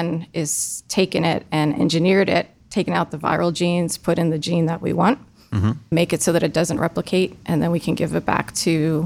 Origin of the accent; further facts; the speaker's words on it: Eastern Pennsylvania, United States; moved away as an adult; now in Ohio, United States; I grew up in Eastern Pennsylvania